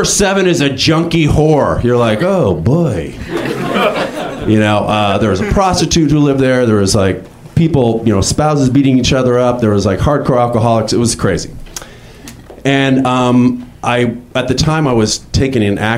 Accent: Northern California, United States; moved away as an adult; also born or lived in New York; originally I'm from Northern California

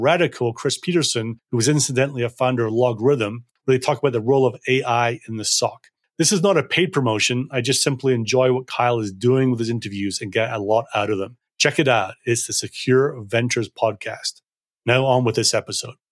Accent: Scotland, United Kingdom; moved away; I'm originally from Scotland

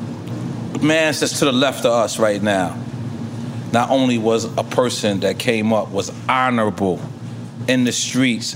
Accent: New York, United States; we're all from New York.

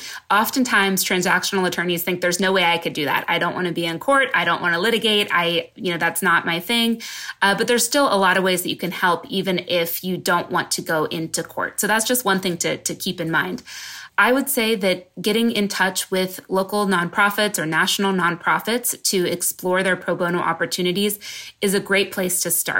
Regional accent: West Coast, United States; also born or lived in New York; now in San Diego, United States; I'm from the West Coast originally. And so I ended up moving to San Diego.

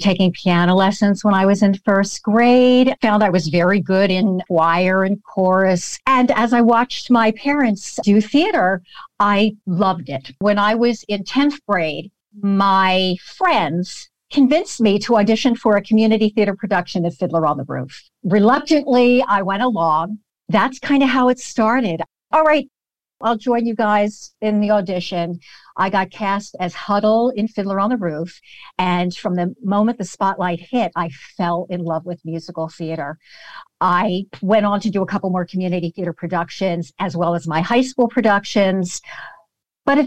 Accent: Philadelphia, Pennsylvania, United States; I grew up in the Philadelphia area

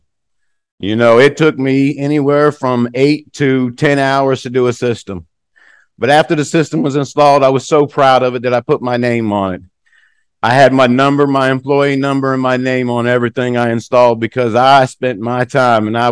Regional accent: United States; moved away as an adult; also born or lived in Norway; being an American

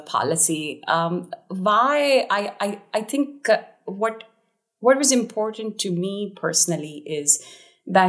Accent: India; I was born in India

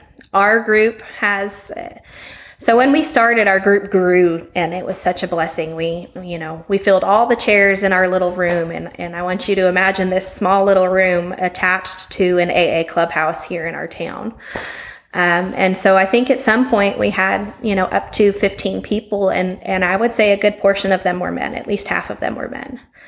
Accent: Las Vegas, Nevada, United States; moved away as an adult; now in Stephenville, Texas, United States; I was in Las Vegas. I was raised in Las Vegas, Nevada.

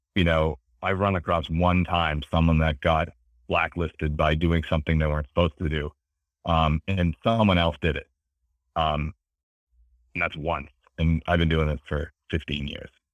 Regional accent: Beverly, Massachusetts, United States; I grew up in, in, uh, Beverly, Massachusetts, um, which is kinda near, you know, near Boston on the water

